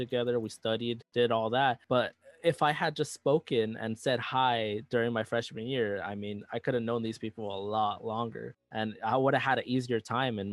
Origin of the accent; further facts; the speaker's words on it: Los Angeles, California, United States; moved away as an adult; I come from South Central Los Angeles, where our schools weren't all that great compared to other schools